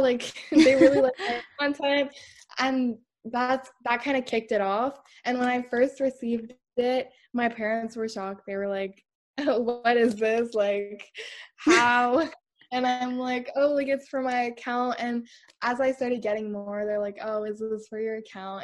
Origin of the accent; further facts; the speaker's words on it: Canada; I'm from Canada